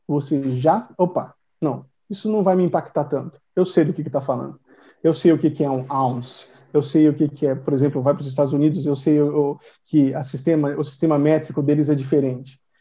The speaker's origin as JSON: {"language": "Portuguese", "country": "Brazil", "first_language": "Portuguese", "said": "I am from Brazil. My first language is Portuguese"}